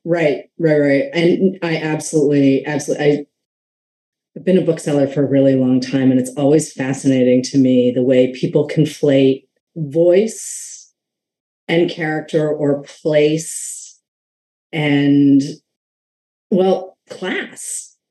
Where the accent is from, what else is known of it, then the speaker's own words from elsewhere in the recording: New England, United States; I grew up in New England